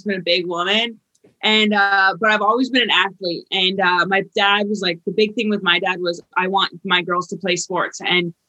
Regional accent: Vermont, United States; I came from Vermont

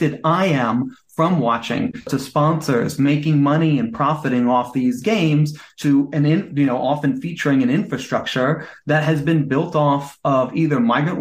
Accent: United States; I'm American

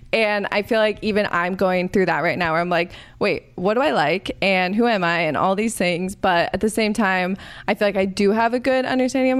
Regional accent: Arizona, United States; I grew up in Arizona.

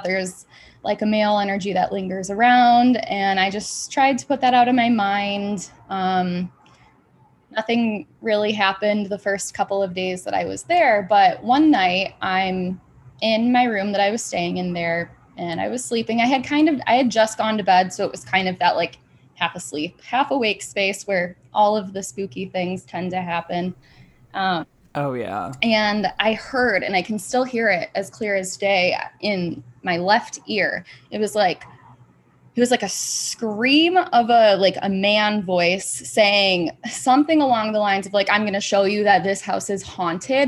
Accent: Grand Rapids, Michigan, United States

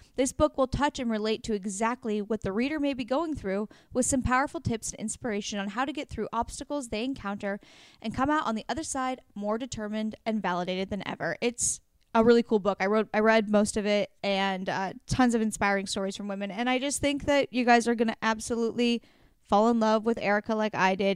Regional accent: Oregon, United States; moved away; That's in Portland, Oregon. my home state

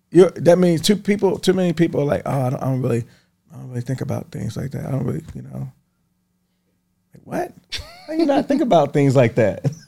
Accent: Baltimore, Maryland, United States; moved away; I grew up in Baltimore

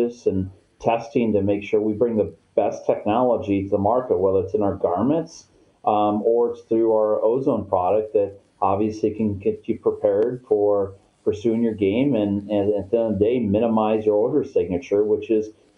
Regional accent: South Dakota, United States; I'm a farmkin from South Dakota

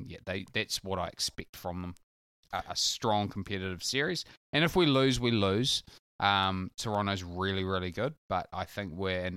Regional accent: New Plymouth, Taranaki, New Zealand; born there; It's no secret that I was born in New Plymouth.

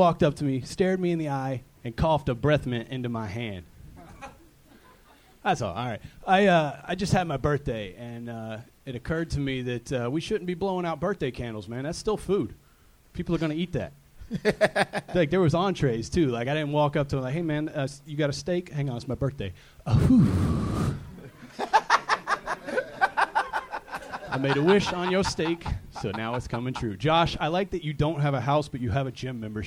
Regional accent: North Carolina, United States; I'm from North Carolina, so it's kind of like the 50s.

